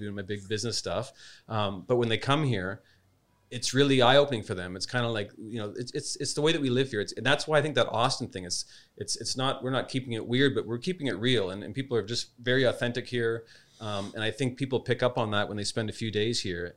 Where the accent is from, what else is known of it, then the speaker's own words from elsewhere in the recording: Canada; also born or lived in Spain / New York, United States; now in Adelaide, Australia; as a Canadian and as Australian raising two little kids